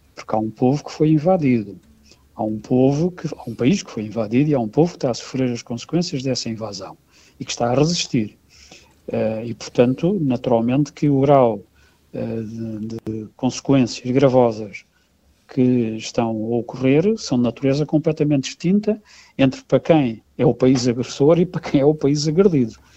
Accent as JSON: {"language": "Portuguese", "country": "Portugal", "said": "como cidadão europeu, europeu e como português"}